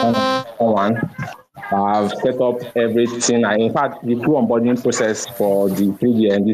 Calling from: Owerri, Imo, Nigeria; Okay, I'm actually speaking

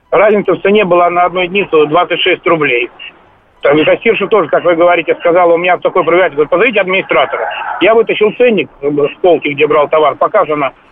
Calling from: Tver, Tver Oblast, Russia; Здравствуйте, я из Твери звоню тоже.

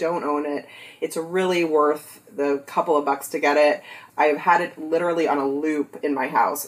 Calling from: San Diego, California, United States; Yes, I am here from Southern California, San Diego.

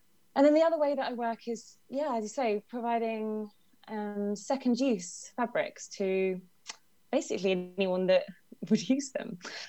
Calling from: Brighton and Hove, South East England, United Kingdom; I'm calling from Brighton and Hove. Lovely sunny day here.

